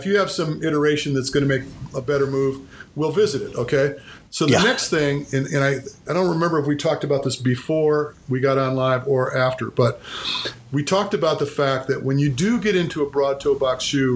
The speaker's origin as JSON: {"language": "English", "region": "Michigan", "country": "United States", "tie": "born or raised there", "also_born_or_lived": "Maui, Hawaii / California", "moved": "yes", "lives_now": "Tennessee, United States", "said": "I was raised in Michigan, left Michigan to Maui"}